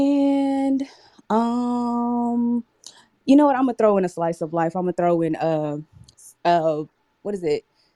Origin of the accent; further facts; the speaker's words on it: Dallas, Texas, United States; Oh, I'm also from Dallas.